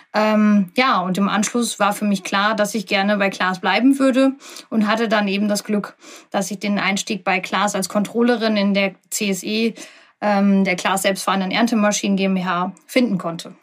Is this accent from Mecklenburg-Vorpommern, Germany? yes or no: no; OWL, North Rhine-Westphalia, Germany; ich bin 37 Jahre alt, komme aus dem schönen UWL